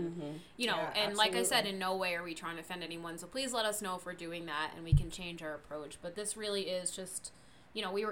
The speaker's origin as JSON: {"language": "English", "region": "East Coast", "country": "United States", "moved": "yes", "lives_now": "Colorado, United States", "said": "I'm originally from the East Coast, but now live a little closer on the West Coast in Colorado"}